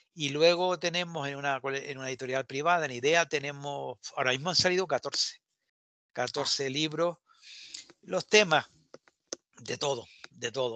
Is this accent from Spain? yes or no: yes; Canary Islands, Spain